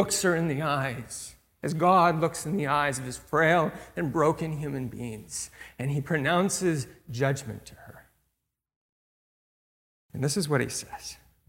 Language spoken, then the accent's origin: English; California, United States; One of the churches that I grew up in Northern California, had a head pastor who had been there for a number of years